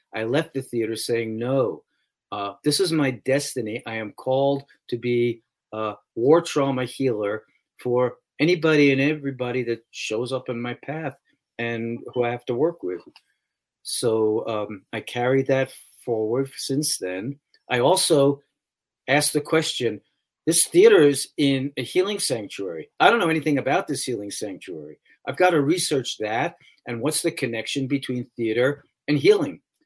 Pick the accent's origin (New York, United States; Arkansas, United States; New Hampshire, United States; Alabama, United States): New York, United States; New York City; I grew up in New York City